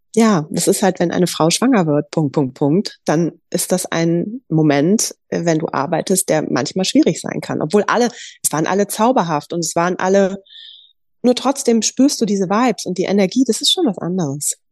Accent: Düsseldorf, North Rhine-Westphalia, Germany; ich komme aus Düsseldorf

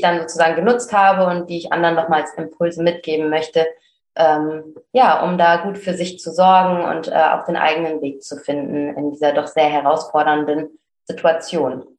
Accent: Cologne, North Rhine-Westphalia, Germany; Ich komme aus Köln

